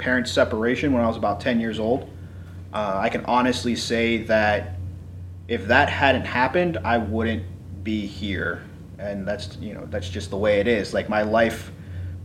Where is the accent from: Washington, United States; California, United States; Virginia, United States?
California, United States; moved away as an adult; also born or lived in Waynesburg, Pennsylvania; I grew up in California.